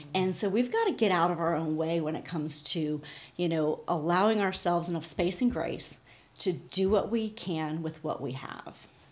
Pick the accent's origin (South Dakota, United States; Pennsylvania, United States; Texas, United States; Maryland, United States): Pennsylvania, United States; we grew up in Pennsylvania